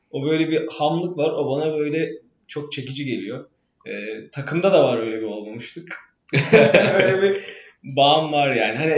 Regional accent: Istanbul, Turkey; moved away as an adult; now in Boston, United States; ben doğma büyüme İstanbulluyum. Ee, buraya doktor için geldim. Ee, Boston'dayım ben de.

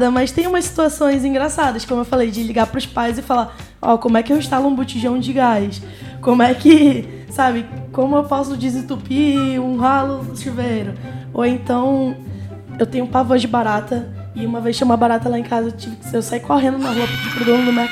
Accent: Amazonas, Brazil; Fala, não, eu sou do Amazonas. Eles ficam, mas você fala, você fala chiado. Aí começa, não, no Amazonas a gente também chia.

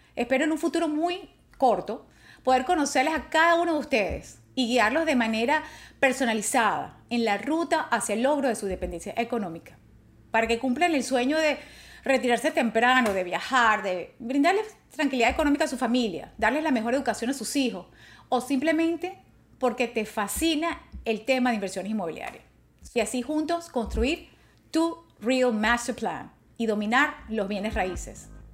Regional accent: Venezuela; moved away; also born or lived in New Orleans, Louisiana; me gradué de abogado en Caracas, Venezuela

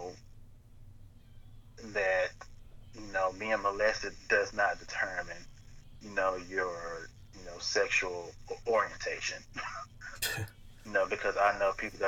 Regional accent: Blytheville, Arkansas, United States; also born or lived in Osceola, Arkansas; now in Little Rock, United States; I was in Blythe from my fourth grade year

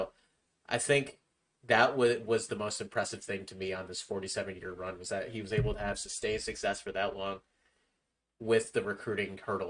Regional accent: Syracuse, New York, United States; we grew up in Syracuse. We love upstate New York.

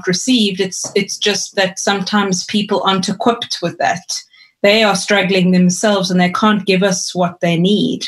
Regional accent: East London, Eastern Cape, South Africa; I grew up in East London in the Eastern Cape

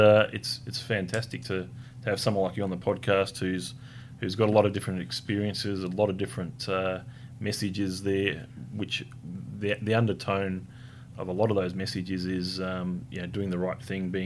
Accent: Hobart, Tasmania, Australia; I was born in Hobart. It's a beautiful place

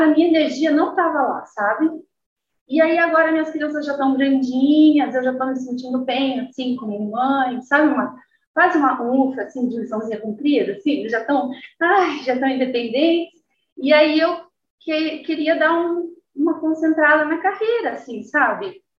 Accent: Guarapuava, Paraná, Brazil; moved away; also born or lived in Londrina; Eu nasci em Guarapuava e mudei para Londrina

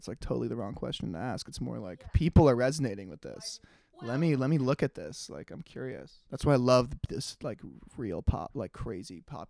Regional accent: New York City, New York, United States; also born or lived in Netherlands; we grew up in New York

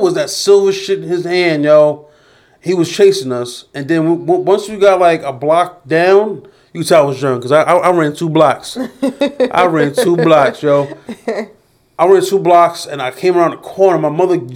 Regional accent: New York City, New York, United States; I was born in Jamaica Hospital

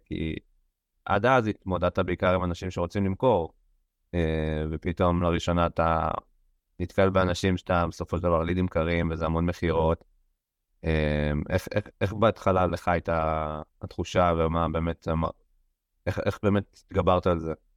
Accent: Israel; לנו כישראלים

